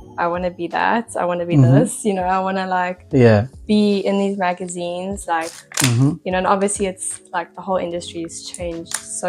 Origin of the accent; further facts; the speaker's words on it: Pretoria, Gauteng, South Africa; moved away; in Pretoria, like where I was from